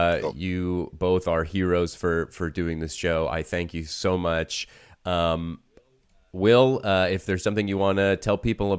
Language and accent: English; Miami, Florida, United States; I'm from Miami.